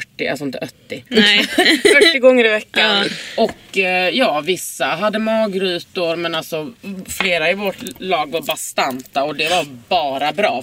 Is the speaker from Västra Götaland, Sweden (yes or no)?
no; Lund, Skåne, Sweden; now in Stockholm, Sweden; i Lund där jag kommer ifrån